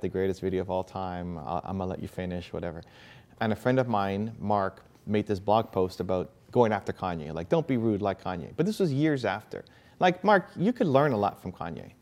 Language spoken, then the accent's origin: English; Canada; I was born in Canada